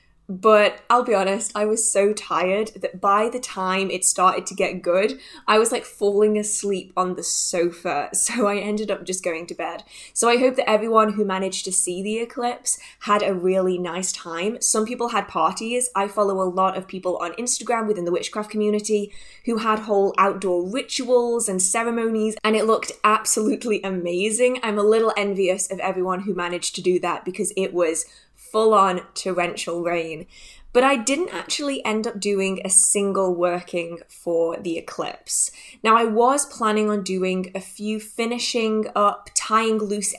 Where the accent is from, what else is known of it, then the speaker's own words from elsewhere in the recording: England, United Kingdom; I am from England, and here it rains a lot